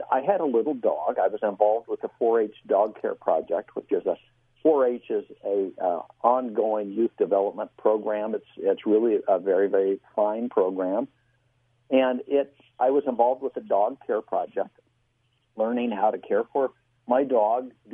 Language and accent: English; Midwest, United States; I grew up in the Midwest as the son of a Baptist minister